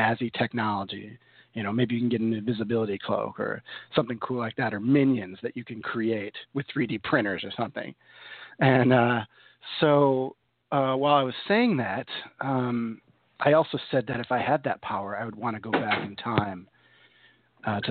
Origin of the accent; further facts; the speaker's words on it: New York, United States; moved away as an adult; also born or lived in Chicago area; now in Chicago, United States; I'm from New York, but I moved here in 2000, Chicago area